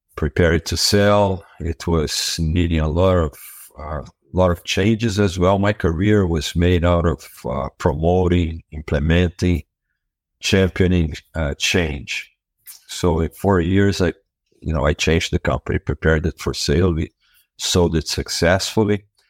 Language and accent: English; Brazil; moved away as an adult; now in United States; I was born and raised in Brazil, and I was there for the first thirty years of my life